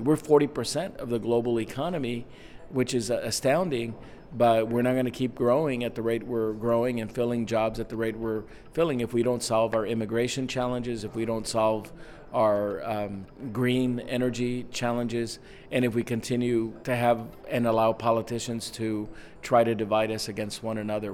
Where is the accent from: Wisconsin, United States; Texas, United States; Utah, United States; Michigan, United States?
Texas, United States; I grew up in Texas